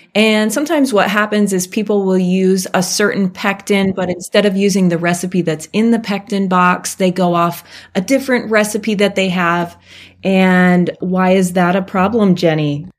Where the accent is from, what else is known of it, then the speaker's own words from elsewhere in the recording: Alaska, United States; I grew up in Alaska and my parents had raspberries all over the place